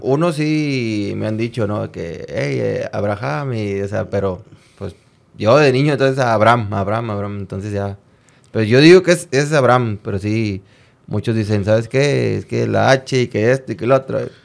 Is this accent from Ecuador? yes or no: no; Monterrey, Nuevo León, Mexico; Soy de Monterrey